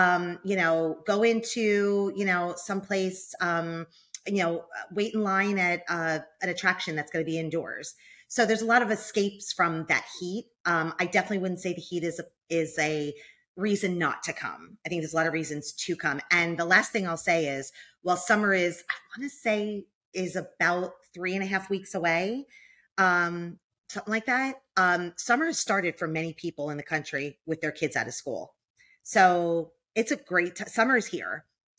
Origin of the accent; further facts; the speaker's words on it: New Jersey, United States; Well, I can tell you, I came from New Jersey and it was pretty hot in New Jersey in the summer too.